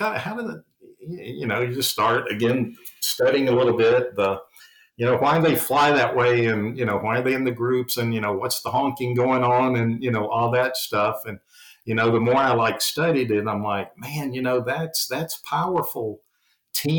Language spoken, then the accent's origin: English; the South, United States; accent: Southern; being from the South, if people can't tell from my accent